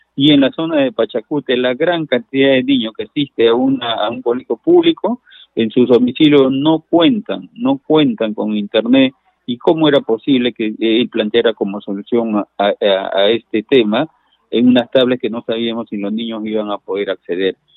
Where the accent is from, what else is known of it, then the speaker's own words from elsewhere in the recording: Bellavista, Callao, Peru; Yo soy vecino de Bellavista